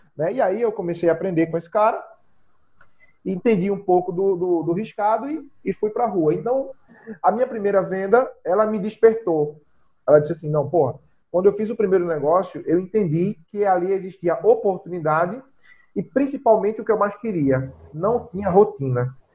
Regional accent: Zona da Mata, Pernambuco, Brazil; also born or lived in Recife metropolitan region; eu sou natural da zona da mata de Pernambuco, né? O famoso matuto, eu sou do interior da, de Pernambuco

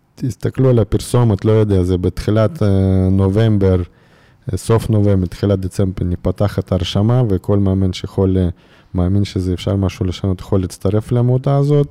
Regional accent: Irkutsk, Irkutsk Oblast, Russia; Hebrew is a second language; moved away as an adult; now in Israel; גדלתי באירקוצק

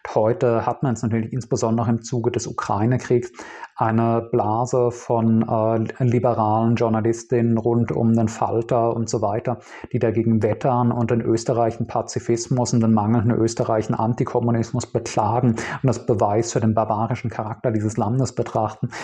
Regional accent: Speyer, Rhineland-Palatinate, Germany; Ich bin in Speyer aufgewachsen, einer 50.000 Einwohnerstadt in Rheinland-Pfalz

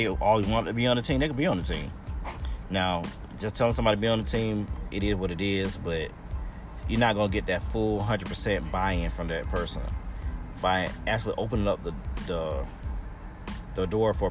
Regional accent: East Point, Georgia, United States; I'm from East Point. I went to Tri-Cities

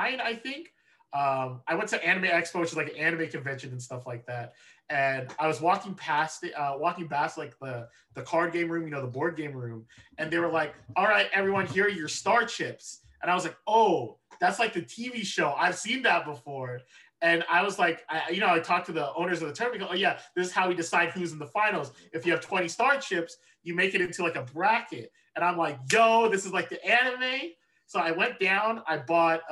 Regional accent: Southern California, United States; I was born and raised in SoCal

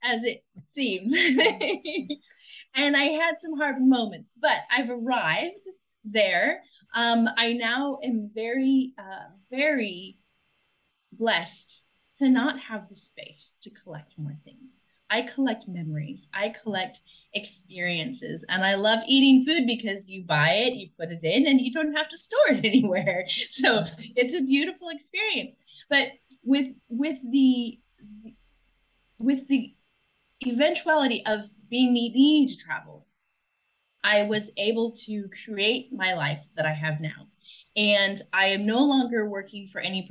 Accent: United States; moved away as an adult

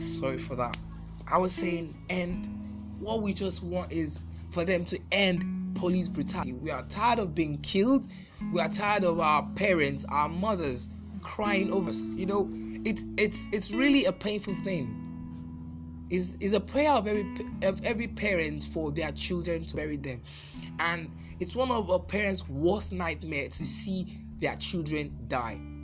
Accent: Nigeria; I'm a Nigerian

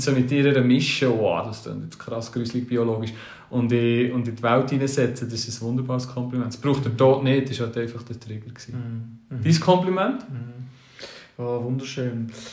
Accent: Switzerland; wir Schweizer

